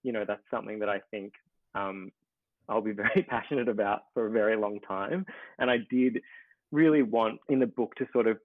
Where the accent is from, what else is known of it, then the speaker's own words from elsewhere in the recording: Ballarat, Victoria, Australia; growing up in Ballarat, you know, Ballarat's a very different place now to when I was growing up there